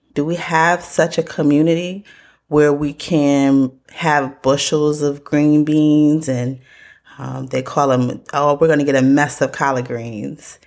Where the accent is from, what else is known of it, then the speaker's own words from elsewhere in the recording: Connecticut, United States; I grew up in Connecticut